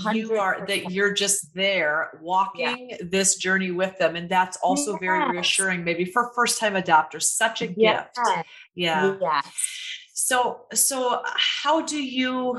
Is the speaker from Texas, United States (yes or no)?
no; Waterloo, Iowa, United States; moved away; I just went home. I'm from Iowa. I went home 10 days ago to my little hometown